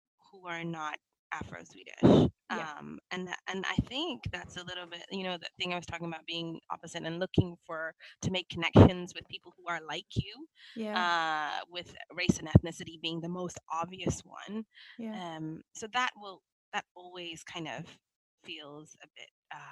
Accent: London, United Kingdom; moved away as an adult; now in Stockholm, Sweden; as a Londoner when you move to Stockholm

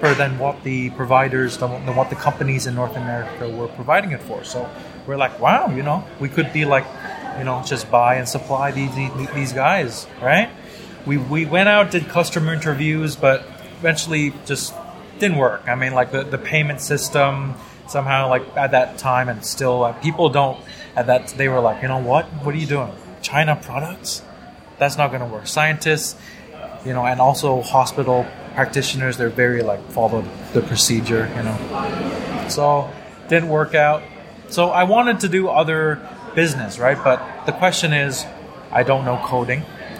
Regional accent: Thailand; moved away as an adult; also born or lived in Toronto; now in Singapore; growing up in Thailand

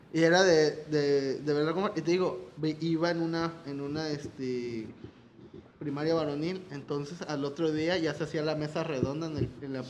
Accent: Mexico; como mexicano, como niño mexicano

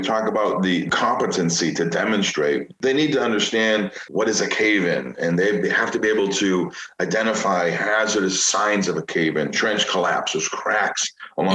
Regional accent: Chicago, Illinois, United States; Growing up in Chicago

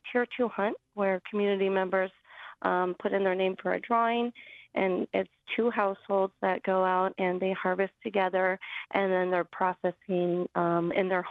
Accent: Old Harbor, Alaska, United States; many of us growing up in the village, as born and raised in Old Harbor

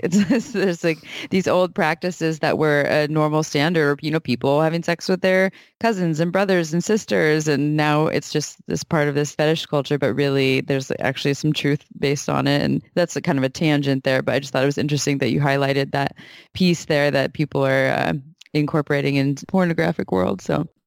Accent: Santa Cruz, California, United States; born and raised in Santa Cruz, such as myself

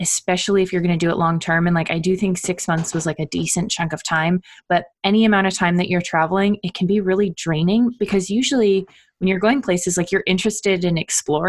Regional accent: Canada; moved away as an adult; also born or lived in Ottawa; now in United States; I'm from Canada originally, so I say university

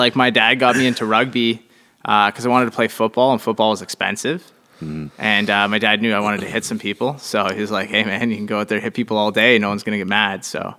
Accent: Calgary, Alberta, Canada; born there; So I was born in Calgary, not too far from where the Olympic Village is.

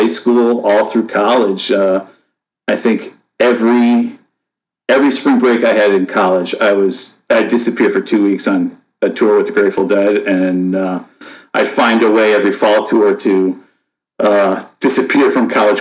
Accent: Buffalo, New York, United States; I was born and raised in Buffalo, New York

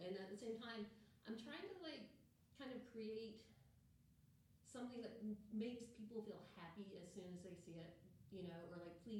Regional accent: Signal Mountain, Tennessee, United States; moved away as an adult; also born or lived in Chattanooga, Tennessee / Knoxville, Tennessee / Savannah, Georgia / Atlanta, Georgia; now in California, United States; I was born in Tennessee.

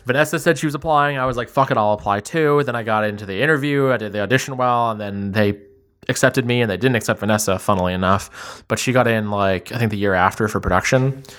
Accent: Ottawa, Ontario, Canada; also born or lived in Toronto; I actually grew up in Ottawa. Quick summary of my whole life. Uh, I was born in Toronto. When I was ten, I moved to Ottawa, and then I kinda, like, went to high school there

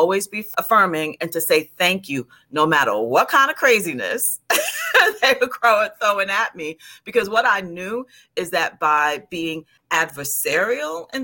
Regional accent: New York, United States; moved away as an adult; also born or lived in New Jersey; I'm from New York

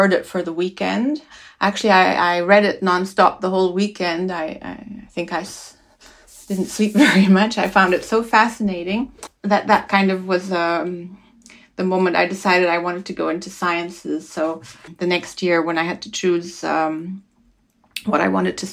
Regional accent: Switzerland; I grew up in Switzerland. I'm Swiss

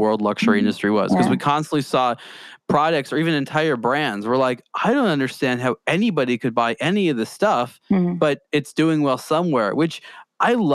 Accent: California, United States; I'm American. I'm from California.

